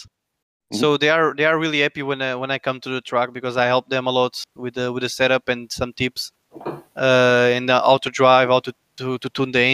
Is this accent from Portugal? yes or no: yes; Lisbon, Portugal; I'm from Lisbon